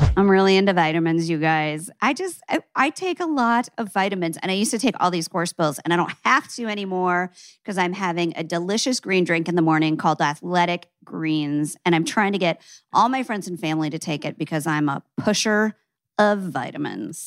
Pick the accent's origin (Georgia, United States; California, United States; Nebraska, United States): Nebraska, United States; Omaha; "I'm from Nebraska." He goes, "Omaha?" I go, "Yeah."